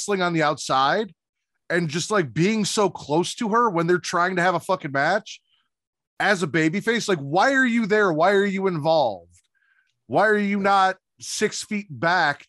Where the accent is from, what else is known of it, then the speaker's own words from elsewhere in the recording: Chicago, Illinois, United States; We come from Chicago, Chirac